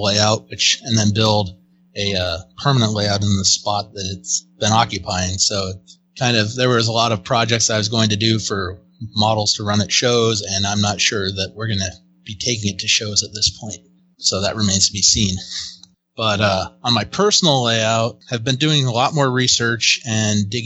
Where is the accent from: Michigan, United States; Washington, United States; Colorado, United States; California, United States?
Washington, United States; Northwest; It's what I grew up watching up in Northwest Washington